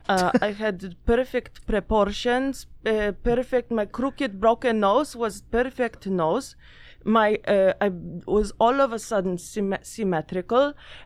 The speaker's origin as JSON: {"language": "English", "town": "Ursus", "region": "Masovian Voivodeship", "country": "Poland", "tie": "born or raised there", "second_language": "English", "said": "I grew up in Ursus. It is a suburb of Warsaw."}